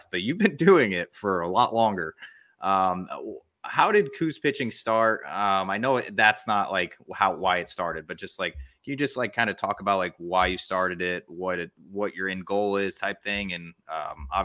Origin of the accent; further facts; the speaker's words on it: Missouri, United States; I mean, I came here from Missouri, so I didn't really know anything about like the New England states, I guess, as a whole.